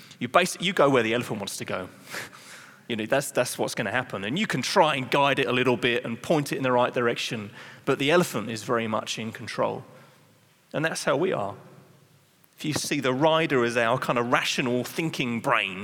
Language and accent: English; England, United Kingdom; I'm English, so in England, you're trained how to be polite